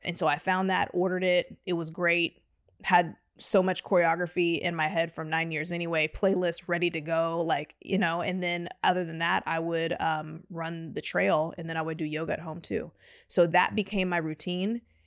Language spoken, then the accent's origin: English; Houston, Texas, United States; now in Austin, United States; I'm from Houston originally